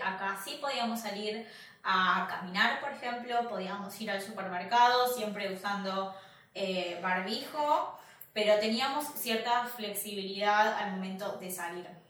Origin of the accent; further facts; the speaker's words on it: Argentina; moved away; nosotros somos argentinos